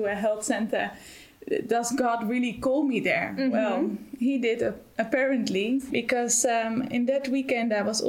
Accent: Netherlands; moved away as an adult; now in Germany; I'm originally from the Netherlands, and I'm here since February this year

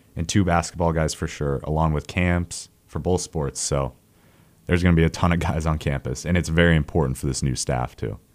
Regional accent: Montana, United States; moved away; growing up in Montana

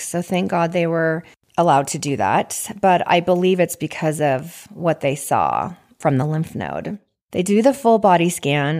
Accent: Washington, United States; moved away; also born or lived in Idaho / Dana Point, California; I grew up in Washington, and I grew up with, uh, three siblings

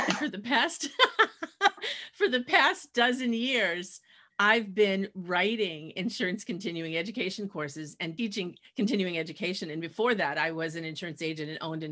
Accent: Massachusetts, United States; also born or lived in New York City / Montana; I was born in New York City, but lived almost all my life in New England, in Massachusetts

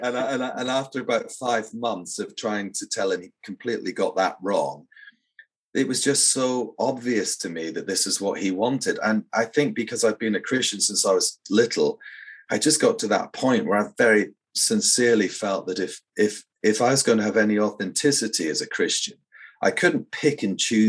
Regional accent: Scotland, United Kingdom; also born or lived in Edinburgh; I grew up actually in a really beautiful but very tiny hamlet in the countryside, about a dozen houses or so. And I was born in Edinburgh

